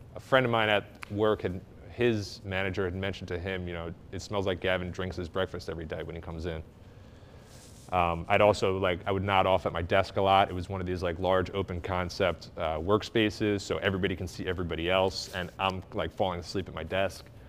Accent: Glenside, Pennsylvania, United States; I grew up in Glenside

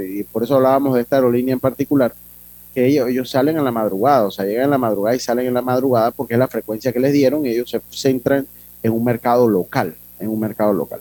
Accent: Las Tablas, Los Santos, Panama; moved away; mi pueblo querido, Santo Domingo Las Tablas

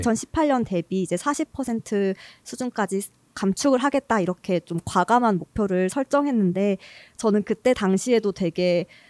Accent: Gwangju, South Korea; moved away as an adult; 제 이제 본가가 광주인데요.

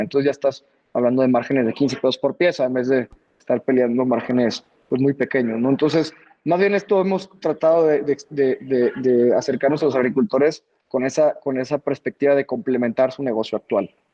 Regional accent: Bajío, Guanajuato, Mexico; nosotros somos de aquí del Bajío, de, Guanajuato

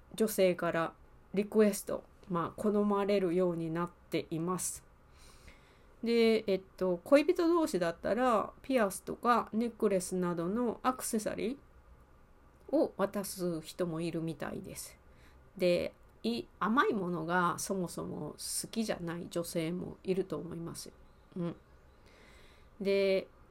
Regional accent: Osaka, Japan; accent: Kansai dialect; 関西弁、大阪出身なので関西弁のレッスンをしたり

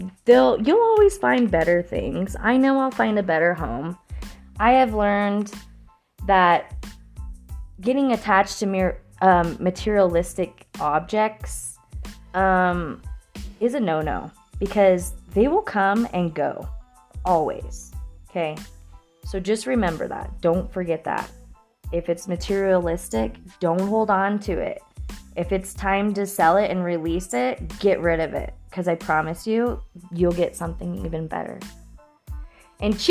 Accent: Florence, United States; I'm officially one of the last grandkids to be in my hometown of Florence.

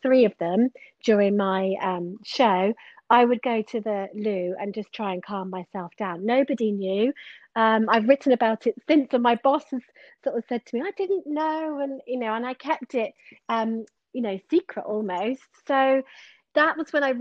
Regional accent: Exmoor, Somerset, South West England, United Kingdom; now in Bath, United Kingdom; I'm originally from Somerset. I grew up on Exmoor and I've lived in Bath for around 12 years now.

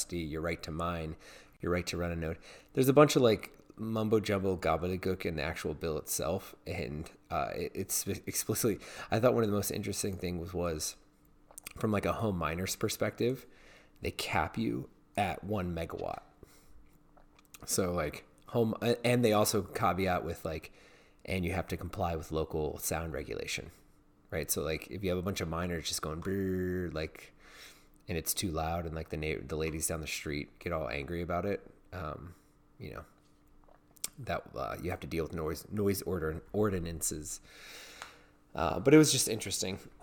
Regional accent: Virginia, United States; it's in my home state

